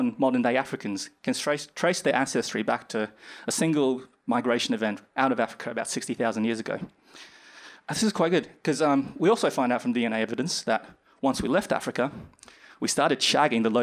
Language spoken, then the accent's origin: English; Brisbane, Queensland, Australia; moved away as an adult; now in United Kingdom; I'm originally from Australia, in Brisbane, and I came here about 2 years ago to start my PhD